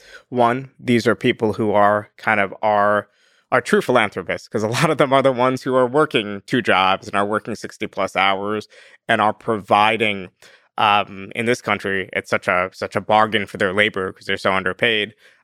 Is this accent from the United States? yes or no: yes; Northeast, United States; and I'm from the Northeast, so I give like excessively Northeast examples.